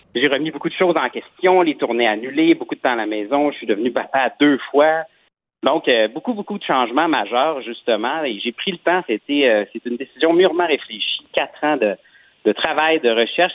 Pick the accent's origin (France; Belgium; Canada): Canada; Quebec